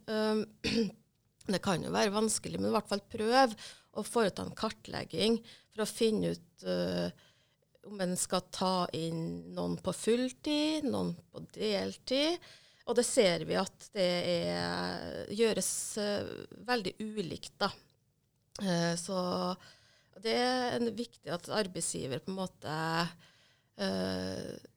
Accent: Hitra, Trøndelag, Norway; jeg er trønder fra Hitra. I tidligere Sør-Trøndelag, nå Trøndelag

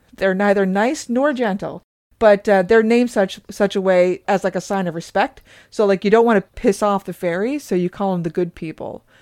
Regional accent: Newfoundland and Labrador, Canada; where we grew up in Newfoundland

